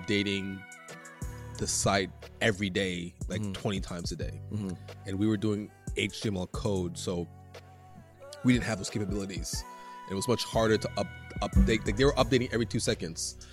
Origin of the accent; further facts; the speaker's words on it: Montreal, Quebec, Canada; they didn't think I was from Montreal at first